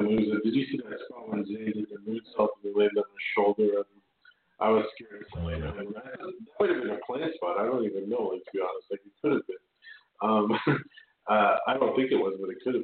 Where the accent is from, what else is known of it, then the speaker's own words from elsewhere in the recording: Canada; I'm a Canadian